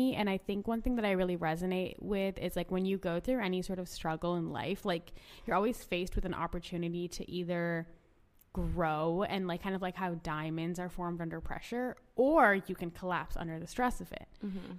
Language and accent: English; India; also born or lived in Orange County, United States; I was born in Orange County, and I like grew up actually in India.